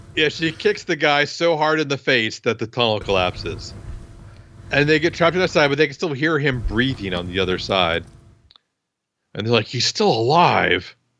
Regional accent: Iowa, United States; I'm from Iowa

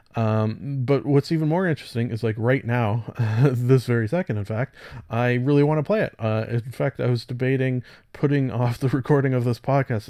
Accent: Canada; I'm Canadian

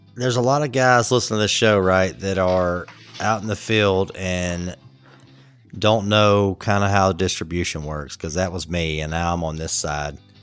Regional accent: Atlanta, Georgia, United States; I'm from Atlanta

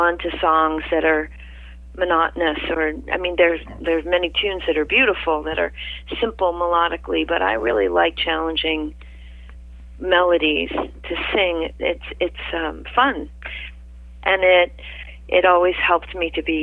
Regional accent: Maine, United States; moved away as an adult; also born or lived in New York City / Bronx; I grew up in Maine

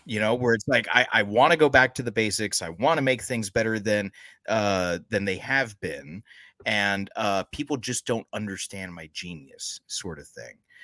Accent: United States; as an American

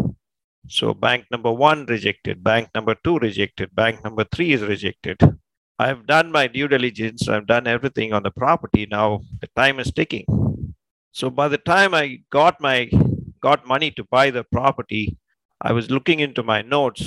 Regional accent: India; moved away as an adult; also born or lived in California / Texas; now in United States; I was born and raised in India, and I came to California, Texas in 2000

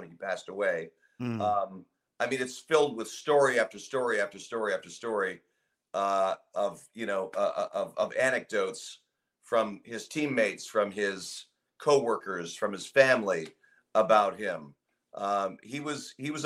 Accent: Los Angeles, California, United States; I grew up in Brentwood, Santa Monica

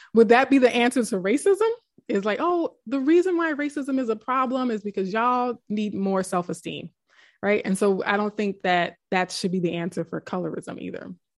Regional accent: South Louisiana, United States; we grew up in South Louisiana

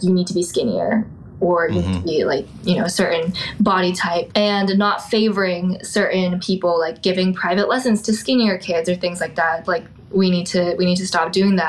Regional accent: Portland, Oregon, United States; moved away as an adult; now in Chicago, United States; I'm from Portland, Oregon

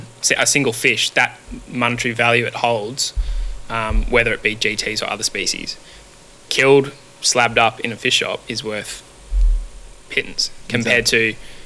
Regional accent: Victoria, Australia; now in Queensland, Australia; So I grew up in Victoria

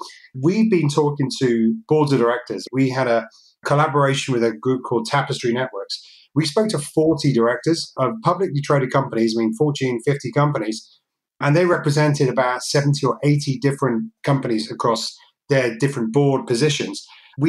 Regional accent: United States; also born or lived in Wales; I'm American, I'm also Welsh

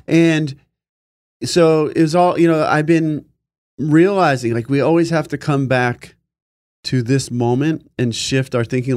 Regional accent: California, United States; also born or lived in New York; We moved from New York to California when I was five.

